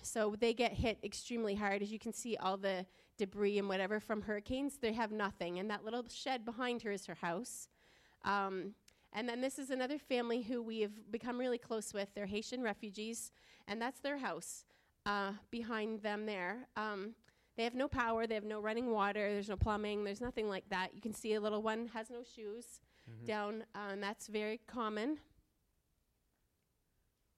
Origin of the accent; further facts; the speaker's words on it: Fredericton, New Brunswick, Canada; We were born and raised in Fredericton. We have never left home except to vacation.